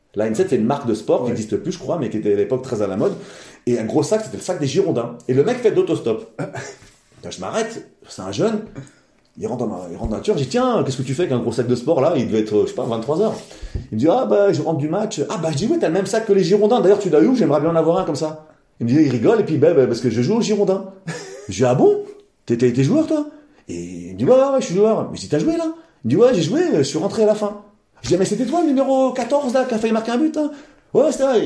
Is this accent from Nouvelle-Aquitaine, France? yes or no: no; Val d'Oise, Île-de-France, France; j'ai mon père depuis petit m'emmenait voir des combats de boxe dans le coin, dans on est, du Val d'Oise ah. Dans l'Oise, dans le Val d'Oise